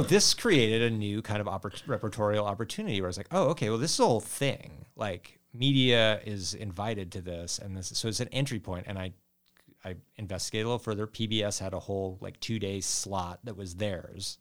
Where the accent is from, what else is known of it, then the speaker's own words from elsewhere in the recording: Montana, United States; I grew up in Montana